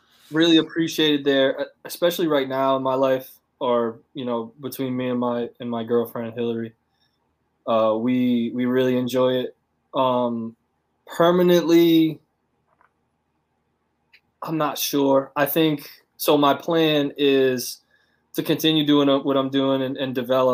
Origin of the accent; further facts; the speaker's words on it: United States; moved away as an adult; now in China; we're both American from the same place